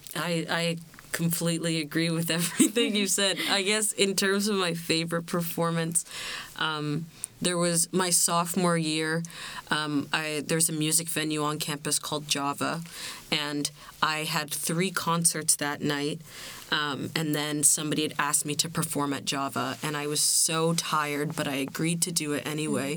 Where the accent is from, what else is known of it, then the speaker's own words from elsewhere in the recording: Bermuda; I'm from Bermuda